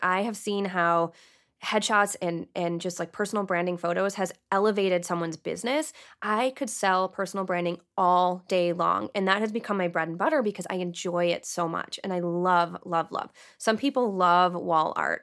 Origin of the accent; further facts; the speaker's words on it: Canton, Michigan, United States; also born or lived in Plymouth, Michigan / Austin, Texas; I lived half my life, well, half my childhood in Canton and half my childhood in Plymouth.